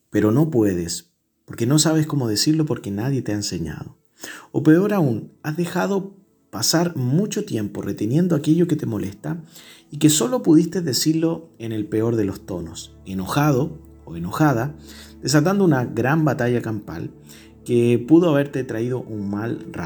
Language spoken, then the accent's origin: Spanish; Chile; ¿Será porque somos chilenos de una cultura que no es muy buena para hablar?